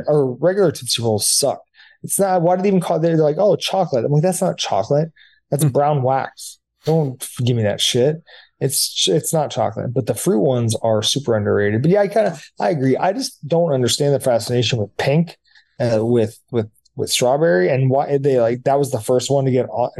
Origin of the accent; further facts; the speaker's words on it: United States; I'm an American